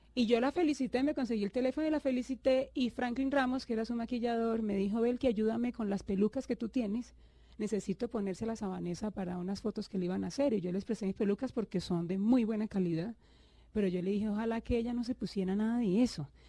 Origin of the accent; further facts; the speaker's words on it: Cúcuta, Norte de Santander, Colombia; yo nací en Cúcuta